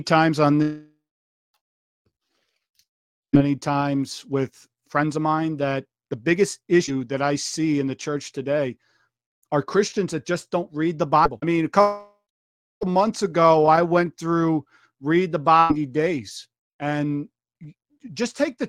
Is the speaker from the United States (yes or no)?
yes; New York, United States; I'm from New York